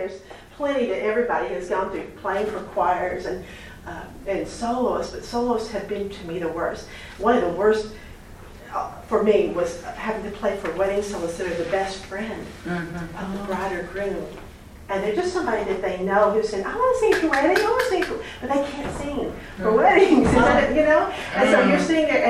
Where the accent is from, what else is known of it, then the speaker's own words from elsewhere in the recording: Knoxville, Tennessee, United States; in my own hometown. I'm from Knoxville, Tennessee